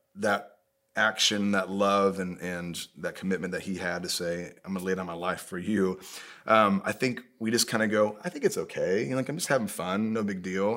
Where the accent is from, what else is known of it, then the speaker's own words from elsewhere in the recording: Indiana, United States; I'm from Indiana